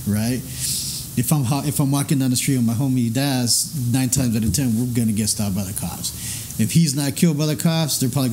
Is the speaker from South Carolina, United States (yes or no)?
no; El Paso, Texas, United States; moved away; being born and raised in El Paso